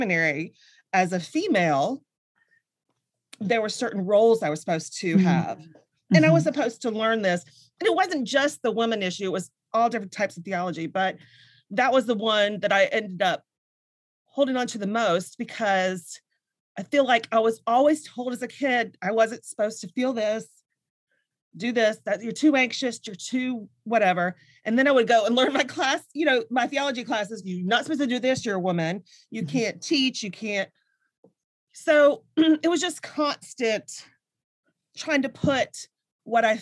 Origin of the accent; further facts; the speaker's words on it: the South, United States; I grew up like you in the South